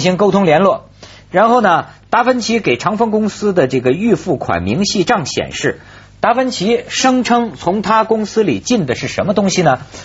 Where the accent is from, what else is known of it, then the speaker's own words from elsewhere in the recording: China; 我们中国人民